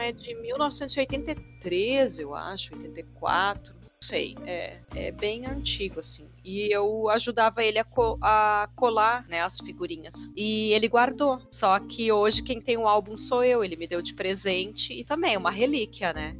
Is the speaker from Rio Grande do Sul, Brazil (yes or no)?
yes; Gaúcha, Rio Grande do Sul, Brazil; also born or lived in Porto Alegre; eu moro em Porto Alegre, né? Eu sou gaúcha